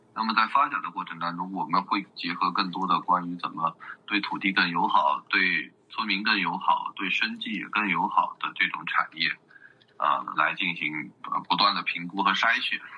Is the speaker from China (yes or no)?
yes; Xishuangbanna, Yunnan, China; 我在这边儿就是出生，然后成长到现在几十年的时间了